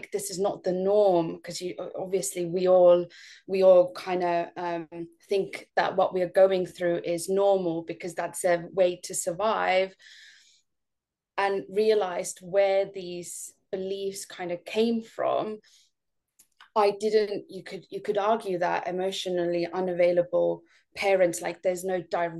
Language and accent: English; Estonia; moved away; I'm not from the UK. I'm actually from Estonia.